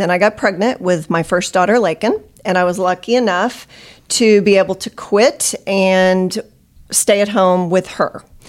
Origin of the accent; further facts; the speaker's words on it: Nixa, Missouri, United States; I grew up in Nixa, uh, went to high school there and lived there most of my life